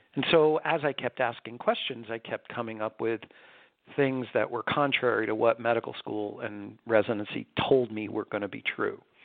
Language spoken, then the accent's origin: English; New York, United States; I was born and raised in New York